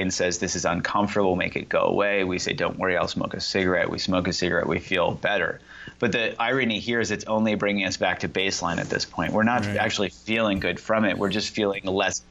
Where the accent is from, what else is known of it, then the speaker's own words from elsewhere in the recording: Indiana, United States; I grew up in Indiana